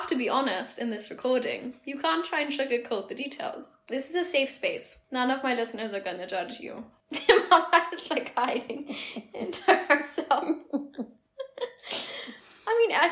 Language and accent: English; Germany; moved away as an adult; also born or lived in London / England; I grew up in Germany